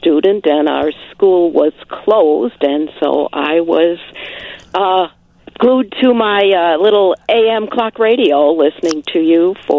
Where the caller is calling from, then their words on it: Tinley Park, Illinois, United States; Hi, this is …. I'm in Tinley Park.